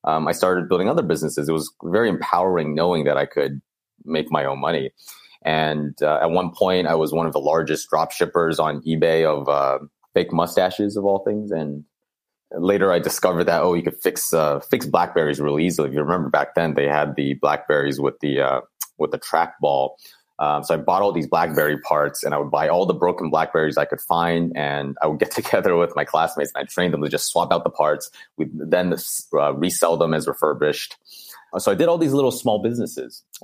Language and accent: English; Bay Area, California, United States; growing up in the Bay Area